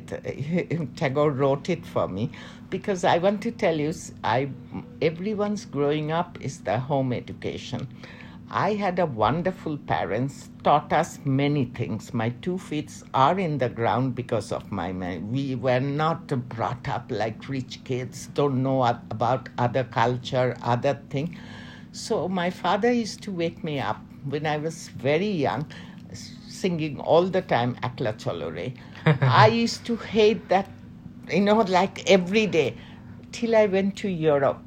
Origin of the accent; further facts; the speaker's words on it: Dhaka, Dhaka Division, Bangladesh; moved away as an adult; also born or lived in Chattogram, Bangladesh / London, United Kingdom / Milan, Italy; my mother is from Dhaka. My father is from North Bengal, Rangpur, now the Nilphamari district. Okay. And I stayed, I think, when I was around 2 years, we came to Dhaka. I was brought up in Dhaka, in old Dhaka.